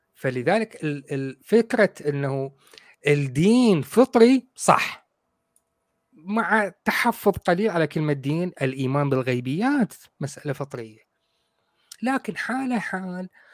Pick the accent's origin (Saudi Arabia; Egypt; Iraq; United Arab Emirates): Iraq; عندنا بالعراق